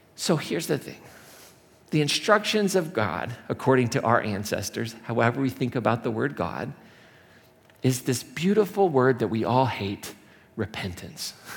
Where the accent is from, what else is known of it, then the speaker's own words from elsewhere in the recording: Indiana, United States; moved away as an adult; now in Colorado, United States; the Midwest where I grew up or in Indiana